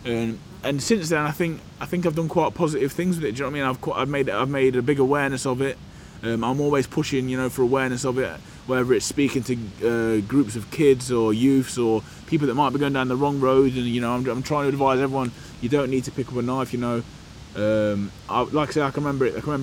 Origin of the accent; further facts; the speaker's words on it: Burton-on-Trent, West Midlands, United Kingdom; I grew up in the middle of the country, small town called Burton-on-Trent, brewing town